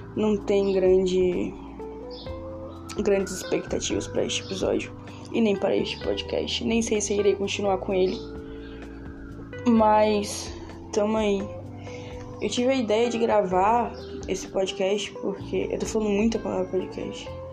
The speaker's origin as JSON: {"language": "Portuguese", "town": "Feira de Santana", "region": "Bahia", "country": "Brazil", "said": "sou de Feira de Santana, Bahia"}